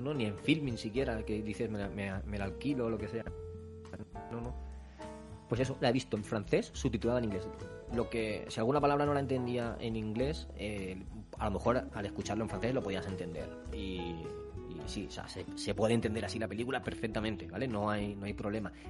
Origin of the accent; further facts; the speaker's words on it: Spain; Somos españoles